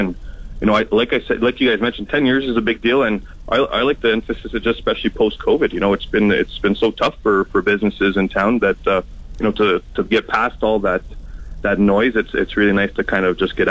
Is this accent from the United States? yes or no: no; Montreal, Quebec, Canada; moved away as an adult; now in Yorkton, Canada; born and raised in Montreal, I've been here 6 years. Yorkton's now home for myself and my family.